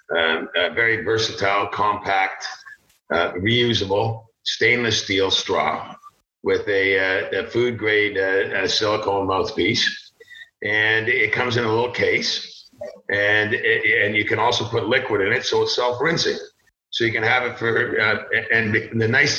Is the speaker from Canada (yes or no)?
yes; Toronto, Ontario, Canada; also born or lived in Barrie, Ontario; I was born in Toronto.